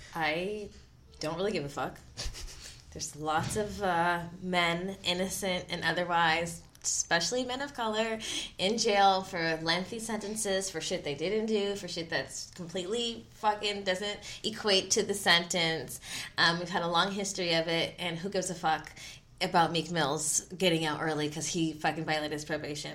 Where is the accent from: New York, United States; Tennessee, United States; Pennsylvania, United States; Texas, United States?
Pennsylvania, United States; Philadelphia; I'm from Philly. Like, my parents are from Philly.